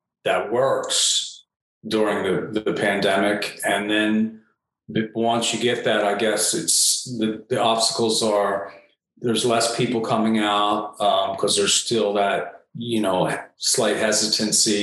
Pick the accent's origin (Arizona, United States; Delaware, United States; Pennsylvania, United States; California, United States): Delaware, United States; moved away as an adult; after I moved away from Delaware